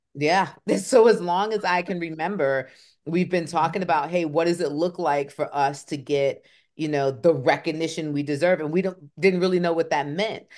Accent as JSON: {"language": "English", "town": "Kalamazoo", "region": "Michigan", "country": "United States", "also_born_or_lived": "Atlanta, Georgia / Raleigh, North Carolina", "moved": "yes", "said": "I am from Kalamazoo, Michigan."}